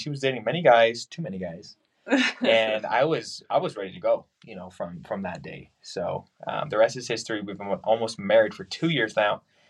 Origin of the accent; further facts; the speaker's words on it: Utah, United States; I'm from Utah, born and raised, lived here all my life. Now Emily and I are living in Utah